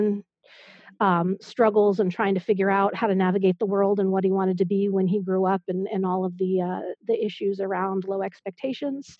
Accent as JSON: {"language": "English", "town": "Berkeley", "region": "California", "country": "United States", "tie": "born or raised there", "also_born_or_lived": "Boston / New York / Iowa", "moved": "yes", "lives_now": "Maryland/DC area, United States", "said": "I grew up in the San Francisco Bay Area"}